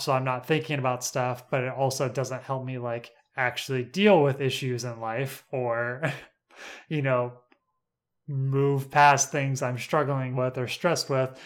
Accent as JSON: {"language": "English", "country": "United States", "tie": "born or raised there", "said": "I live on Lookout Mountain, is where I was raised"}